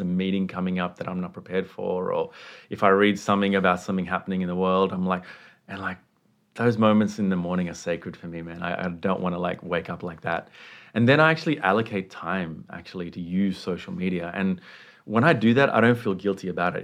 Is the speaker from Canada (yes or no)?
no; Sri Lanka; I was raised in the Buddhist context, um, at home in, in Sri Lanka, which is where I was born